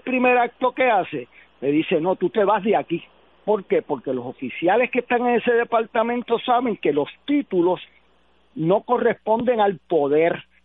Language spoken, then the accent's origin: Spanish; Puerto Rico; nosotros mismos como puertorriqueños